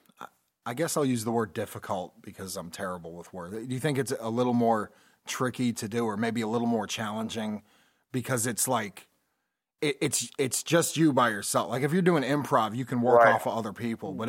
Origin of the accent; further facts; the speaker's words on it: Connecticut, United States; When we were playing in bands growing up in Connecticut